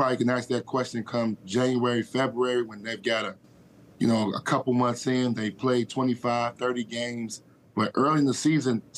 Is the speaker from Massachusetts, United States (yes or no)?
no; Chicago, Illinois, United States; I'm from Chicago